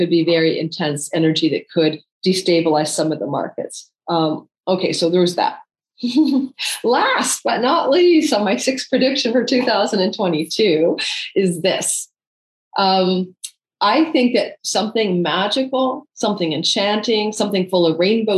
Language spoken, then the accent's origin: English; Canada; I'm Canadian